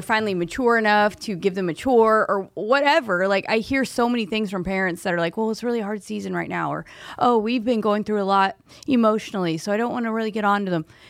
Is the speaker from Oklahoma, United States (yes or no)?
yes; Oklahoma, United States; I'm from Oklahoma.